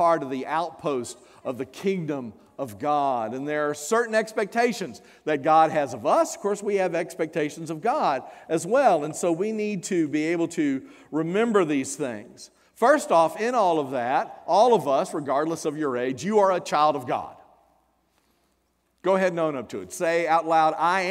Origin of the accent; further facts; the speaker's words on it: South Louisiana, United States; I'm from South Louisiana. born south of Interstate 10.